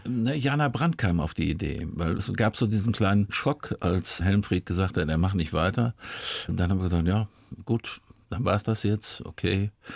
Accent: Dortmund, North Rhine-Westphalia, Germany; moved away; also born or lived in Bavaria; wenn man im Ruhrgebiet groß wird

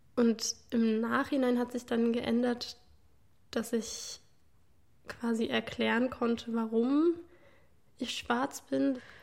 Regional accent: Leipzig, Saxony, Germany; wenn ich dann sage Leipzig

